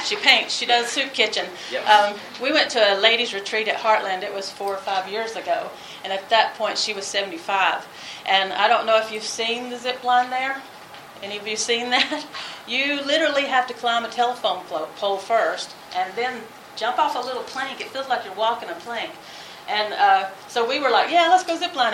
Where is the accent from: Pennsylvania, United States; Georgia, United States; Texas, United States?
Georgia, United States; moved away; I'm from Georgia, so you know we have hoot nannies down there